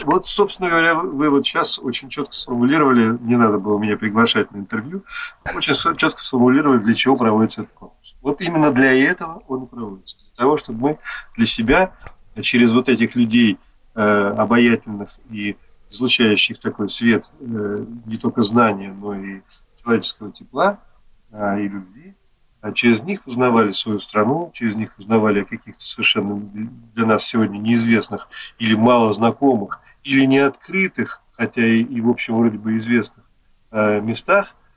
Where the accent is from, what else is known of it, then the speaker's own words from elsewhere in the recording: Moscow, Russia; я сам коренной москвич